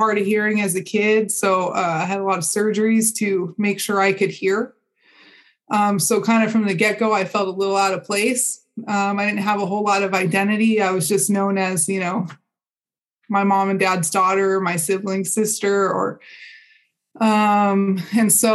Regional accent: Pasadena, California, United States; moved away as an adult; also born or lived in Redlands / San Bernardino; I grew up in Pasadena. This is in this neck of the woods.

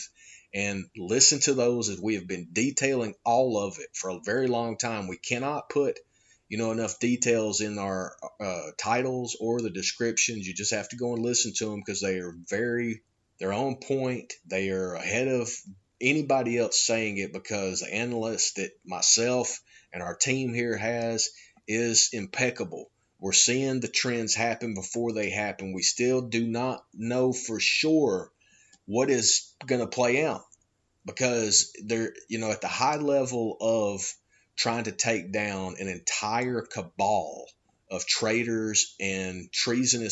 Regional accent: United States; I'm an American

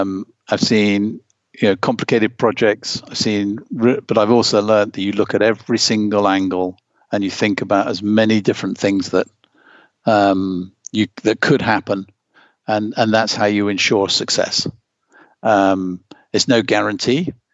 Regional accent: Germany; in the years when you and I grew up in East Germany, how important it was to win medals for the East Germans.

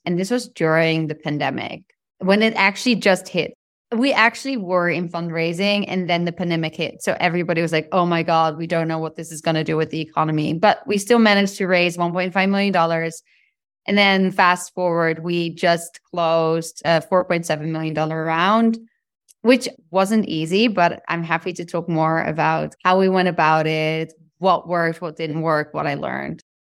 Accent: Netherlands; moved away as an adult; now in United States; I'm from the Netherlands originally

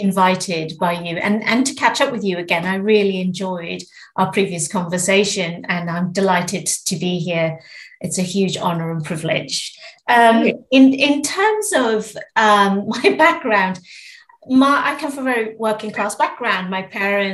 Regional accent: Zimbabwe; I was born in Zimbabwe and grew up with three older brothers

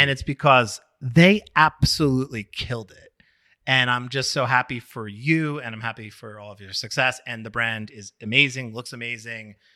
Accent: Long Island, New York, United States; also born or lived in Brooklyn; I grew up also in New York on Long Island

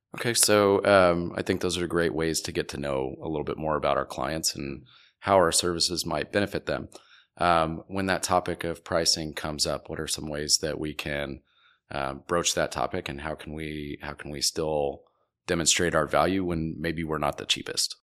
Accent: Wichita, Kansas, United States; moved away; I am from Wichita. I lived there for a long time.

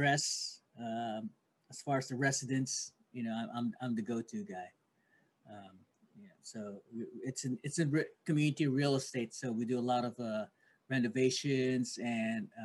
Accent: Philippines; I'm Filipino

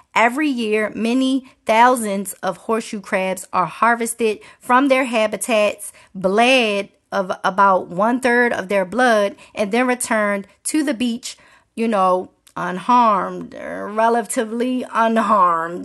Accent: Maryland, United States; Growing up in Maryland

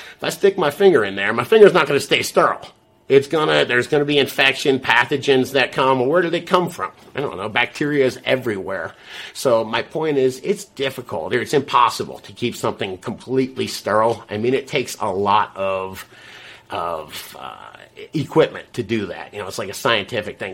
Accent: South Florida, United States; I'm from South Florida

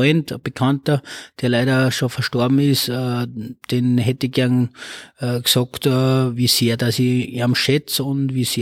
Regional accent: Oberalm, Salzburg, Austria; now in Lichtenegg, Austria; Also ich bin geboren in Salzburg, äh, bin aufgewachsen in Oberalm, das ist im Bezirk Dennegau und äh, bin seit 2003 bin ich ein Niederösterreicher und wohne jetzt in Lichteneck.

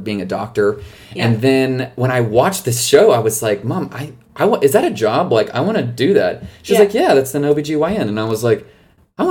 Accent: Nederland, Texas, United States; moved away; also born or lived in College Station, Texas; I grew up in a small town called Nederland, Texas

